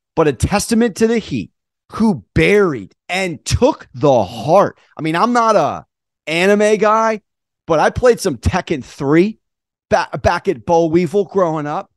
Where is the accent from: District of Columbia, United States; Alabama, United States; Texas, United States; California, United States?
California, United States; San Diego; I'm from San Diego